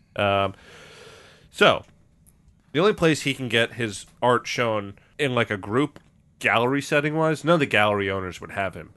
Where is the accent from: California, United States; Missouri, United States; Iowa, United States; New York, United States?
New York, United States; we're from New York